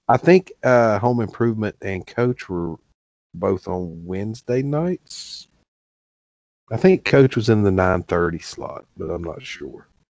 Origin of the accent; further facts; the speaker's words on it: the South, United States; I grew up in the South